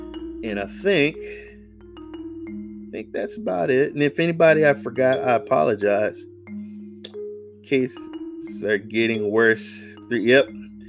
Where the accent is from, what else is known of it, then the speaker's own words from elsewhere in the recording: Oakland, California, United States; I'm from the Bay Area, Oakland. I've been voting for Kamala Harris for the longest time